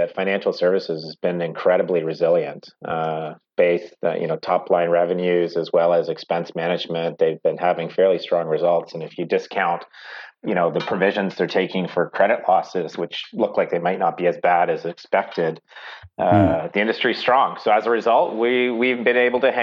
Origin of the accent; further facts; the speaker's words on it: Oakville, Ontario, Canada; I grew up in Oakville